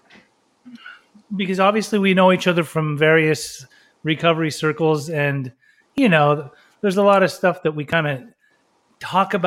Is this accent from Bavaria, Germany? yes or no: no; Berlin, Germany; I was born in Berlin, and both of my parents are Iranian